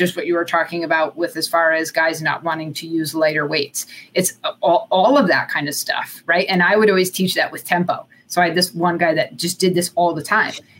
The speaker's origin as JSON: {"language": "English", "region": "Connecticut", "country": "United States", "tie": "born or raised there", "said": "I grew up in Connecticut"}